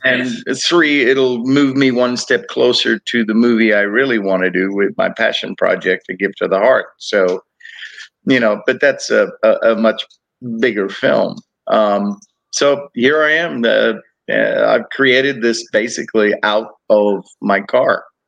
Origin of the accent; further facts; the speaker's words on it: Cape Town, Western Cape, South Africa; also born or lived in Texas / Georgia / Florida; now in United States; I grew up in Cape Town, South Africa